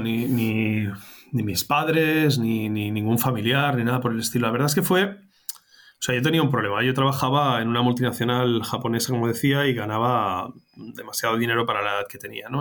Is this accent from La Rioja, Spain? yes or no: no; Barcelona, Catalonia, Spain; moved away as an adult; yo soy de Barcelona, yo nací en Barcelona, pero he estado mucho tiempo fuera